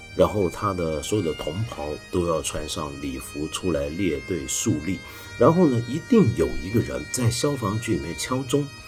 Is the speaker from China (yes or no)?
no; Taiwan; moved away; also born or lived in Hong Kong; 我小时候在台湾呢，我们家是天主教家庭